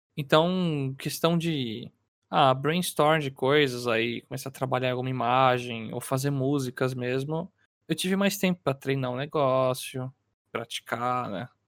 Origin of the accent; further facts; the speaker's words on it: São Paulo, Brazil; sou de São Paulo